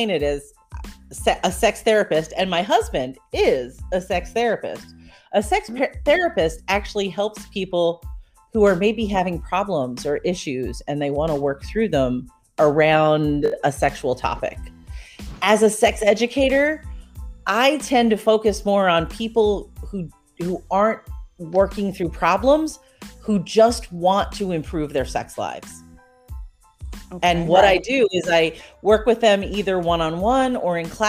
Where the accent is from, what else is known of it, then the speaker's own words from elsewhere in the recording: New York, United States; now in Augusta, United States; I live in Augusta, Georgia, but I'm originally from New York